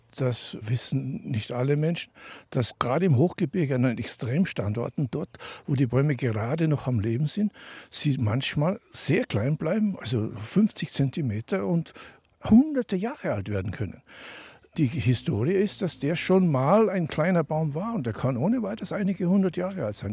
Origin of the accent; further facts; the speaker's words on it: Tyrol, Austria; moved away as an adult; also born or lived in Denver, United States; Ich bin also in Tirol aufgewachsen in den Bergen